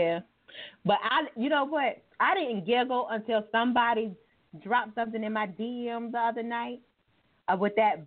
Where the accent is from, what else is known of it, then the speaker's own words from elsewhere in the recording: North Carolina, United States; I'm from North Carolina